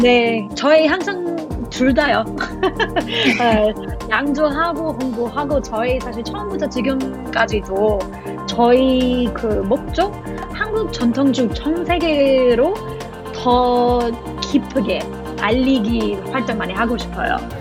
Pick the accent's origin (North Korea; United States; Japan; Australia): Australia; Korean is a second language; now in South Korea; 저희 호주 사람이니까